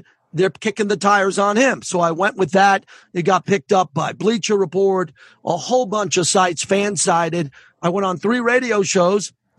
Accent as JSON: {"language": "English", "region": "New York", "country": "United States", "said": "I'm a New Yorker."}